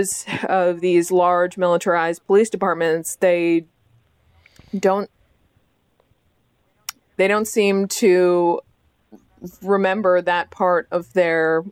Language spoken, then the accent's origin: English; Boston, Massachusetts, United States; moved away; I'm originally from Boston